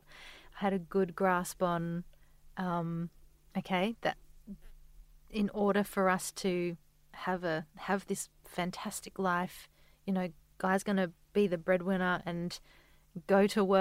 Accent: Adelaide, South Australia, Australia; now in Sydney, Australia

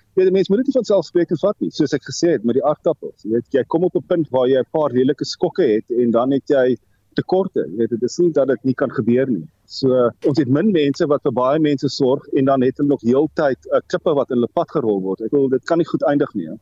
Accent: North-Eastern Cape, South Africa; waar ek groot geword het in Noord-Oos-Kaap

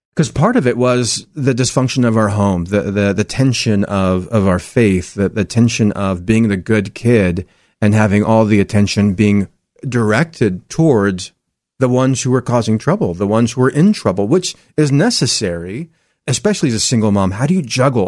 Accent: Salem, Oregon, United States; I'm actually born and raised right here in Oregon. I grew up in Salem

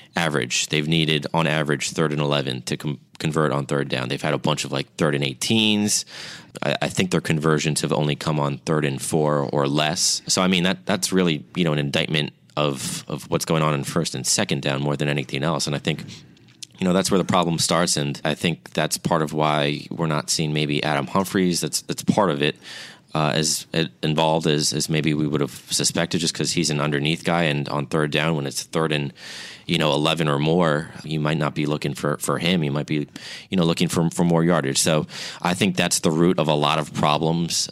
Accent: New York, United States; I'm from New York

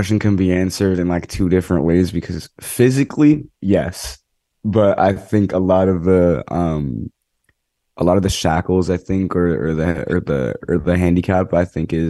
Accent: Monroe, Connecticut, United States; born or raised there

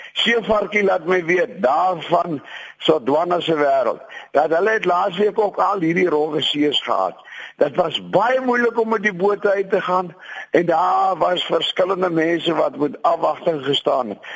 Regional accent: between Hartenbos and Klein-Brakrivier, Western Cape, South Africa; moved away; my grootword plekke daar tussen Hartenbosse en Kleinbrak rivier

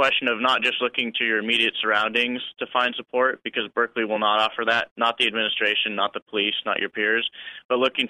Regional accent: Bay Area, California, United States; I grew up in the Bay Area

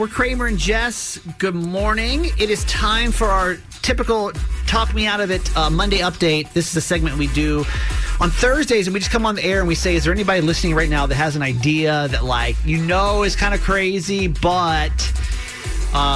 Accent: Atlanta, Georgia, United States; I was a baseball kid growing up, and like, I grew up in Atlanta, so I had the Atlanta Braves

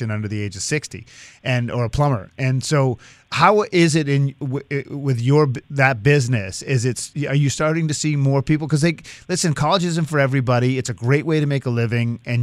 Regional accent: Swampscott, Massachusetts, United States; I grew up in Swampscott, Massachusetts

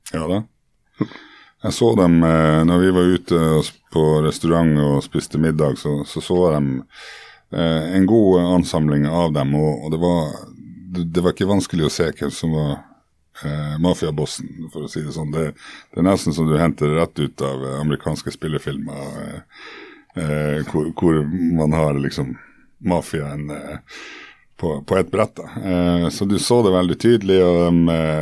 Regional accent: Norway; also born or lived in Murmansk, Russia; oss som kom fra Norge, ikke sant, som hadde spist diplomis siden vi var født omtrent

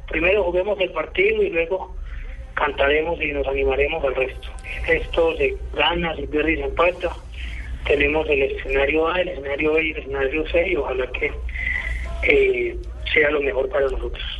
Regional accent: Colombia; como colombianos

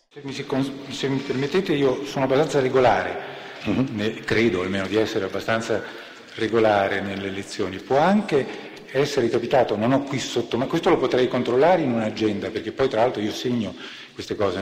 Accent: Treviso, Veneto, Italy; Sono nato a Treviso il ventinove agosto del millenovecentoquarantatré.

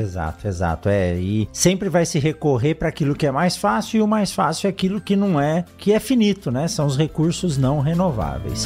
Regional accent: São Paulo, Brazil; also born or lived in Botucatu; eu nasci em São Paulo, na capital, mas morei quase 10 anos em Botucatu, onde eu fiz a minha graduação, meu doutorado

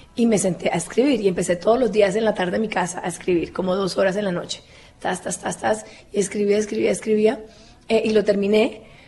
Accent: Cali, Valle del Cauca, Colombia; accent: caleño; moved away; yo soy caleño

